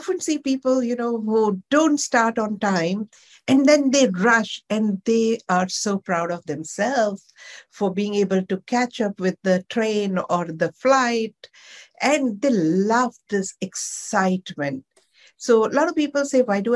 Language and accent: English; Mumbai, Maharashtra, India; moved away as an adult; also born or lived in Dharamshala; now in Ahmedabad, India; I'm born and brought up in Mumbai